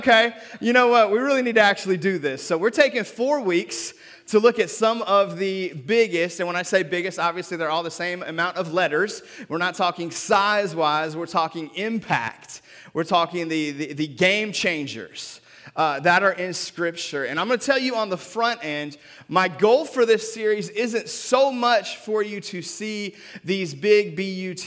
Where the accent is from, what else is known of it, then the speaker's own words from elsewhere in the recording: Seattle, Washington, United States; also born or lived in North Carolina; now in Memphis, United States; I'm from Seattle